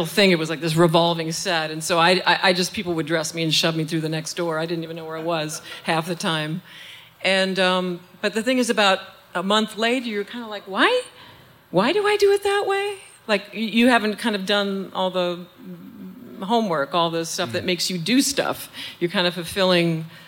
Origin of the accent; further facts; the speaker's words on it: St. Paul, Minnesota, United States; I'm from St. Paul